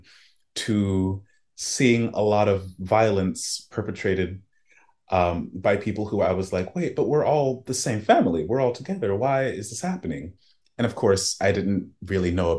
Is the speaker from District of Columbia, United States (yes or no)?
no; Tallahassee, Florida, United States; I was born in Florida and an immigrants' village in Tallahassee